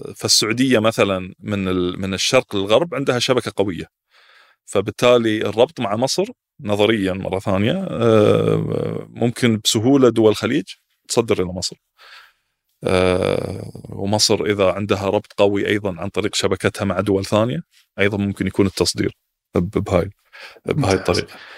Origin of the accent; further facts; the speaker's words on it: Qatar; عندنا في قطر